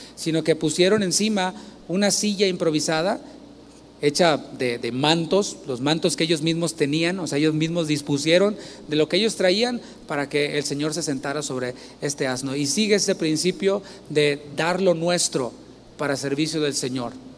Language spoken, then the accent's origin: Spanish; Mexico; now in United States; nosotros como mexicanos